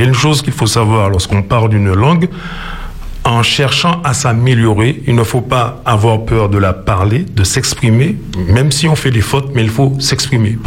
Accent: Martinique; nous sommes martiniquais, nous ne sommes pas seulement martiniquais de par notre histoire, nous sommes surtout martiniquais de par notre géographie

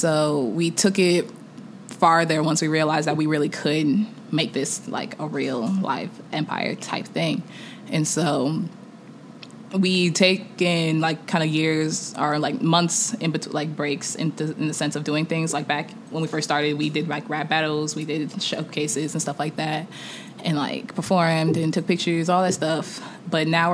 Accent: Kansas City, United States; also born or lived in Nigeria (ancestry) / Atlanta; there's a Nigerian community of like Greater Kansas City.

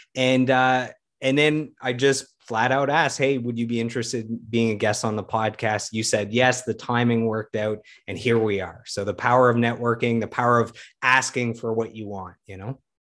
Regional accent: Ottawa, Ontario, Canada; my hometown of Ottawa

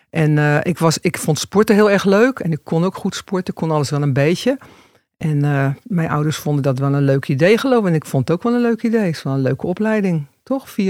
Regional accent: Rotterdam, South Holland, Netherlands; born there; Rotterdam. Rotterdam. Kan je het horen dan nog? Nee, niet echt.

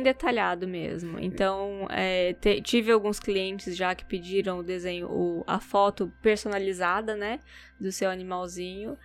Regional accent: Campo Grande, Mato Grosso do Sul, Brazil; moved away as an adult; also born or lived in Dourados, Brazil; now in Japan; sou de Dourados, né, mas eu cresci em Campo Grande

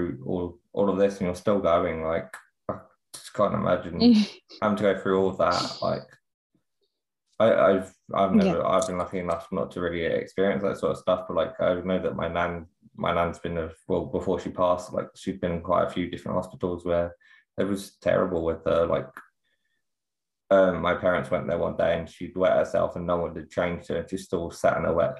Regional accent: London, United Kingdom; moved away; I'm originally from London

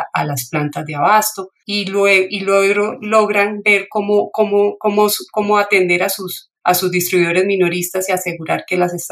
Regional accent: Bucaramanga, Santander, Colombia; soy de, soy de Bucaramanga, entonces sí me, alegra mucho poder dar esta esta entrevista para ustedes.

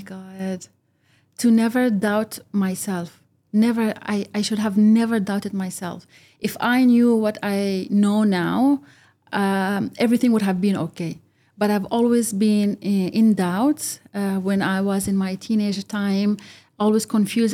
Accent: United Arab Emirates; also born or lived in Egypt (ancestry); I'm from Egypt. I was born and brought up here, but I am also not Emirati.

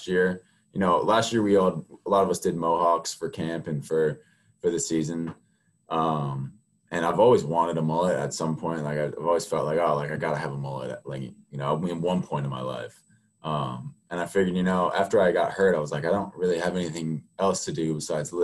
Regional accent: Mount Airy, Maryland, United States; I'm from Mount Airy, Maryland

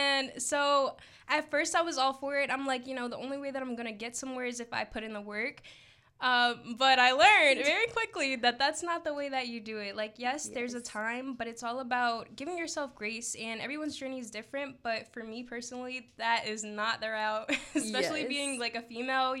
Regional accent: Philadelphia, Pennsylvania, United States; I'm from Philadelphia, Pennsylvania.

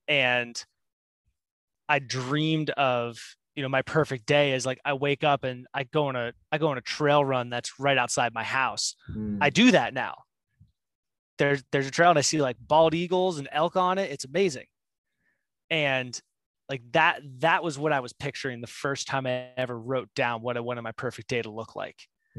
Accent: New Jersey, United States; moved away as an adult; also born or lived in New York City; now in Bend, Oregon, United States; born and raised in New Jersey, but I lived in New York City for 3 years.

